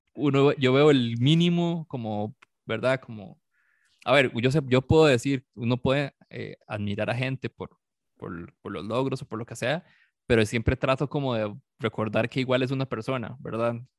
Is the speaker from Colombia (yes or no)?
no; San Carlos, Alajuela, Costa Rica; moved away; yo soy de San Carlos, yo crecí en San Carlos y hasta hace como 13 años por ahí me vine para acá.